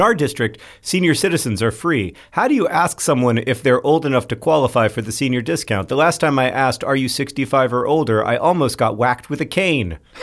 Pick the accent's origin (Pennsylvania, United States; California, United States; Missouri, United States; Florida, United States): Florida, United States; growing up in Florida